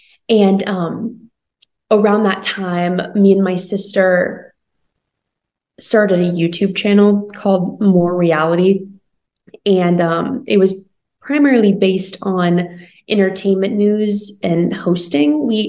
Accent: Charleston, West Virginia, United States; So I grew up in Charleston, West Virginia. I'm a middle child of three girls, which is super awesome.

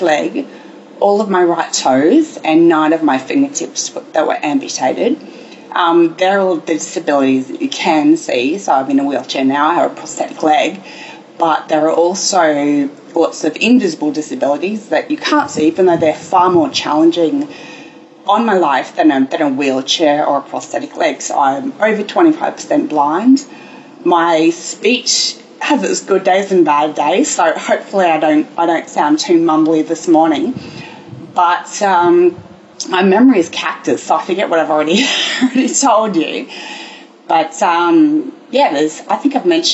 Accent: Brisbane, Queensland, Australia; I grew up in sunny Brisbane in Australia, Queensland

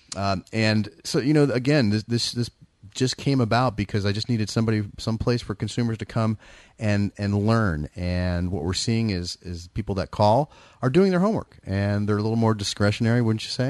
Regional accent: San Francisco Bay Area, California, United States; I'm from the Bay Area

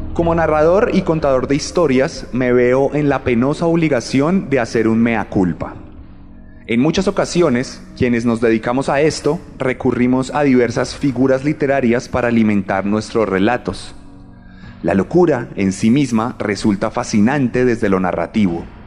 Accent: Bogotá, Colombia; yo soy un bogotano que nació en el 91

